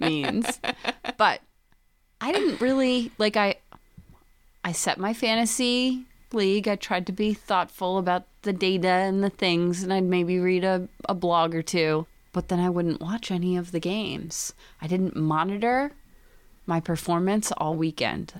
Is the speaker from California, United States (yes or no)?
no; Scranton, Pennsylvania, United States; I'm from Pennsylvania, and in the Scranton